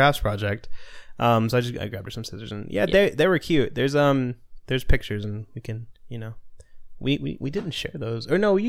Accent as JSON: {"language": "English", "region": "Florida", "country": "United States", "tie": "born or raised there", "said": "I grew up in Florida, yeah."}